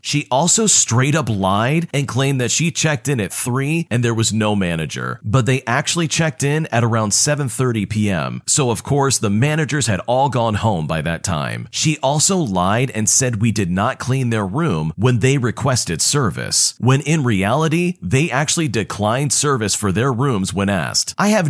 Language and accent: English; Sweden; English is a second language; I'm from Sweden, and in June, we celebrated Midsummer.